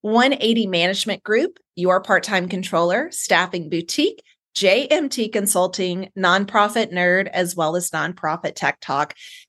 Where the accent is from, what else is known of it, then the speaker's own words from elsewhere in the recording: South Carolina, United States; Vanna White is from South Carolina, which is my home state.